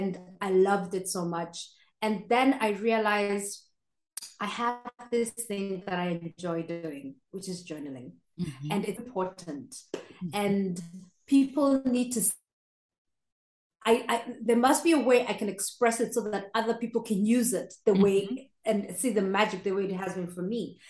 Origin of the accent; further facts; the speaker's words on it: Kenya; moved away as an adult; now in Austria; I'm Kenyan, born and raised, but I moved to Austria